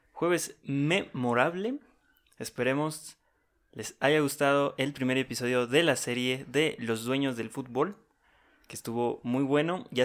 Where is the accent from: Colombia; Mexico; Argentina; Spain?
Mexico